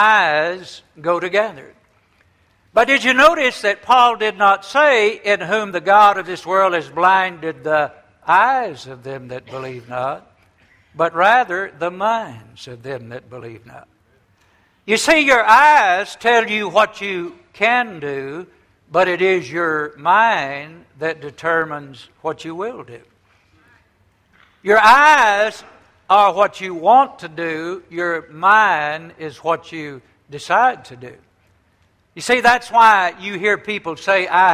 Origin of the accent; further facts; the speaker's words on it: the South, United States; When I was a young boy growing up many years ago, I grew up in the South